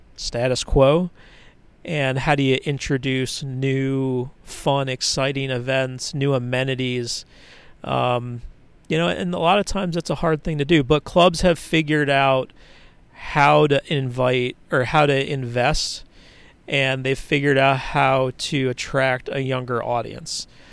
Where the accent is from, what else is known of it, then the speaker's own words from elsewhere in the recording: Philadelphia, Pennsylvania, United States; my parents were both very active uh, in local politics where I grew up in Philadelphia